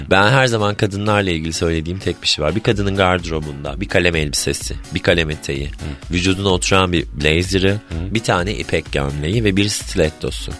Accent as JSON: {"language": "Turkish", "region": "Ordu", "country": "Turkey", "tie": "born or raised there", "moved": "yes", "said": "Anadolu'da doğdum, büyüdüm. Halen Ordu'da bir evim var"}